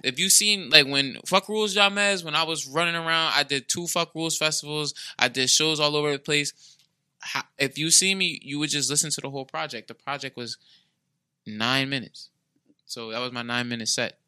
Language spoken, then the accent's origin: English; New Jersey, United States; moved away; I came from South Jersey. I came up here